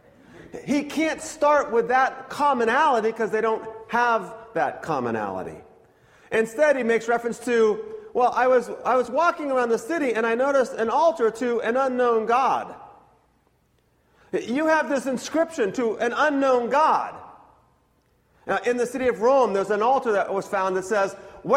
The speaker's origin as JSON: {"language": "English", "region": "Scotland", "country": "United Kingdom", "said": "I'm Scottish"}